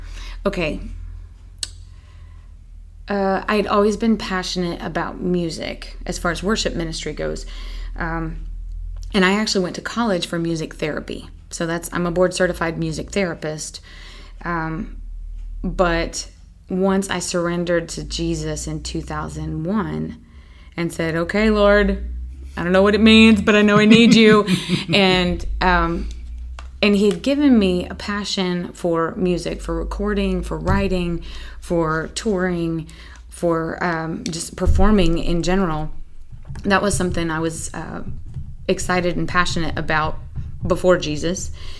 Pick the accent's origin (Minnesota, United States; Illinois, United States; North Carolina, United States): North Carolina, United States; Greensboro; also born or lived in England / San Antonio, United States; I'm originally from Greensboro, North Carolina, but I was a military brat and moved all over the place, up and down the East Coast, and even lived in England for 3 years as a teenager.